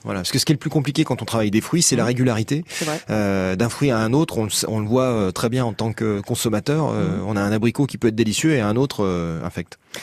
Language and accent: French; Bourg-en-Bresse, Auvergne-Rhône-Alpes, France; Je suis originaire de Bourg-en-Bresse.